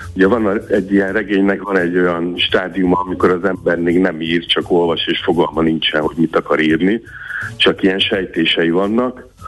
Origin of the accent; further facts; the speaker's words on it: the far bank of the Tisza, Csongrád-Csanád, Hungary; ott a, a Tisza túlsó partján, ö, lehetett, ahol én egyébként születtem